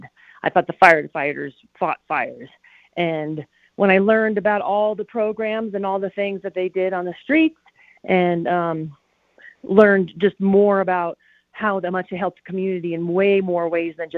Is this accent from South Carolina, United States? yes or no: no; Colorado Springs, Colorado, United States; I grew up in Colorado Springs